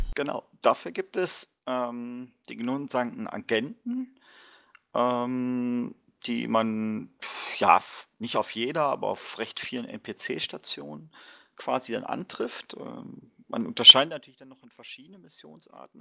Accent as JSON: {"language": "German", "area": "Warburg", "region": "North Rhine-Westphalia", "country": "Germany"}